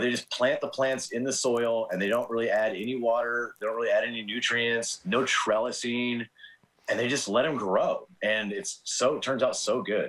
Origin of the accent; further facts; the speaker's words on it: Torrance, California, United States; now in Quincy, United States; I grew up in Southern California in Torrance